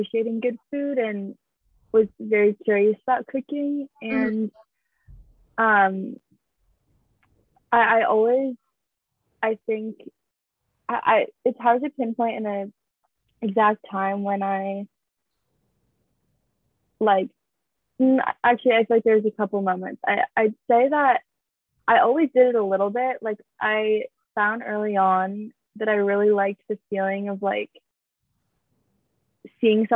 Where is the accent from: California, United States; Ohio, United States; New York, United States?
California, United States; Bay Area; I grew up in the Bay